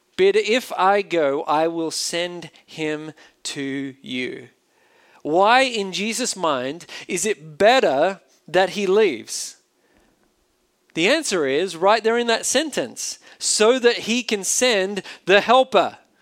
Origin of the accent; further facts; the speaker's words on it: Australia; accent: Australian; now in United States; an Australian living in a foreign country